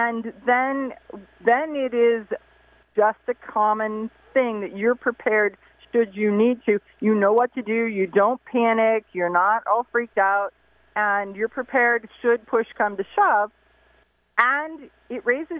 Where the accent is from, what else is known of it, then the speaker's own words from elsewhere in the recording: Ohio, United States; my home state is Ohio